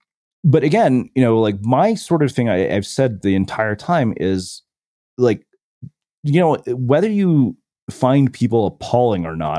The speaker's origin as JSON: {"language": "English", "country": "India", "tie": "born or raised there", "said": "growing up in India, where, you know, when our parents were growing up, their outcomes were pretty much binary."}